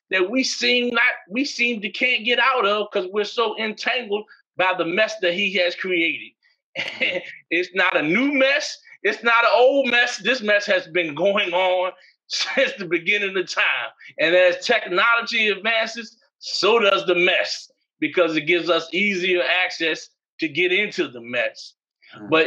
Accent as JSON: {"language": "English", "region": "New York", "country": "United States", "tie": "born or raised there", "also_born_or_lived": "Massachusetts", "said": "as I was growing up in New York and Massachusetts, when I moved to Virginia."}